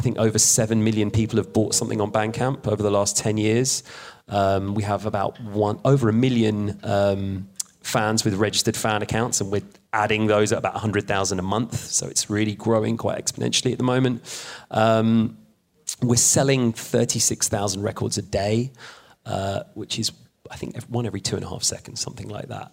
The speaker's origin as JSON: {"language": "English", "region": "London", "country": "United Kingdom", "tie": "born or raised there", "also_born_or_lived": "Sheffield", "moved": "as an adult", "said": "I'm now back in my hometown of London"}